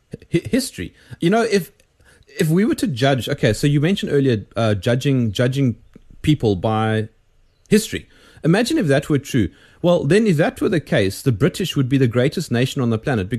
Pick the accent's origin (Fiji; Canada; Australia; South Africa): South Africa; I'm South African